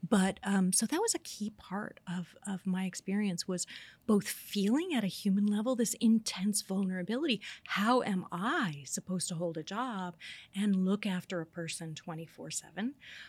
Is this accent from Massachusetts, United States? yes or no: no; Indiana, United States; I grew up in Indiana, very conservative place